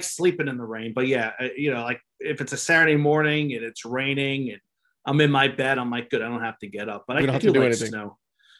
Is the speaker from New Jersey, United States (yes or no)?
yes; New Jersey, United States; moved away; I'm from New Jersey